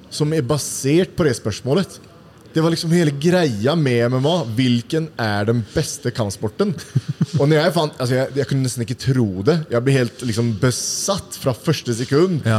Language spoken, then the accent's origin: Norwegian; Uddevalla, Västra Götaland, Sweden; moved away as an adult; now in Oslo, Norway; i byen der jeg kommer fra. da mm. Udvalla? Ja, Udvalla.